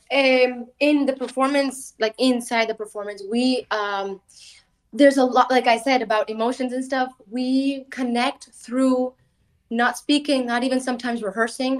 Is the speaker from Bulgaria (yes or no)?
yes; Bulgaria; I'm gypsy from Bulgaria, my mother's from Spain